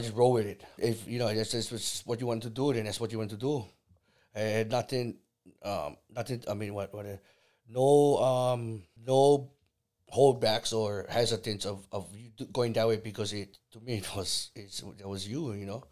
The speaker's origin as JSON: {"language": "English", "area": "Kauai", "region": "Hawaii", "country": "United States", "tie": "born or raised there", "also_born_or_lived": "Salt Lake, Oahu, Hawaii", "said": "I was born in, in, in Oahu, nineteen seventy. Moved b, to Kauai in nineteen seventy-nine."}